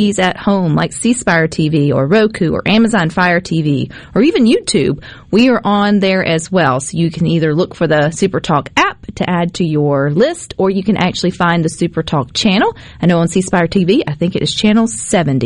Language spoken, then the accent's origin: English; Terry, Mississippi, United States; Well, I grew up in Terry. I would consider Terry, Mississippi my hometown.